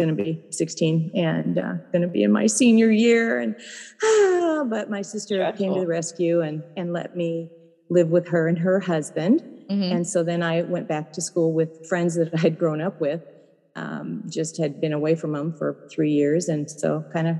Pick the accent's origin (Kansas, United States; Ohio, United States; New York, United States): Ohio, United States; was born in Ohio